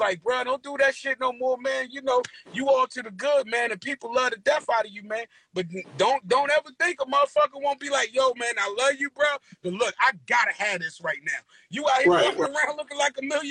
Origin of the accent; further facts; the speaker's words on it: Newark, New Jersey, United States; I'm from Newark, bruh.